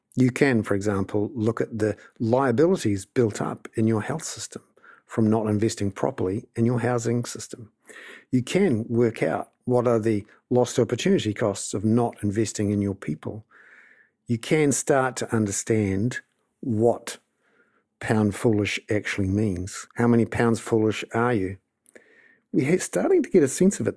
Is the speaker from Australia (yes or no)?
no; Wellington, New Zealand; I'm from Wellington